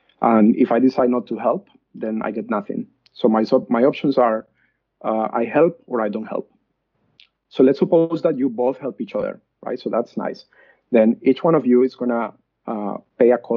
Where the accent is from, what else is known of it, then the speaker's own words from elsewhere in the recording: Colombia; moved away as an adult; now in Australia; I was born and raised in Colombia, and I did my undergrad in Colombia.